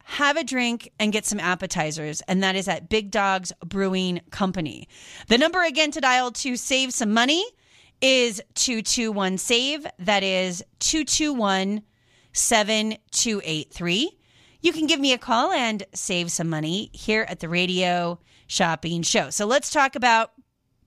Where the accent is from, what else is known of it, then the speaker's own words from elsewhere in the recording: Seattle, Washington, United States; now in Las Vegas, United States; I grew up in the Seattle area.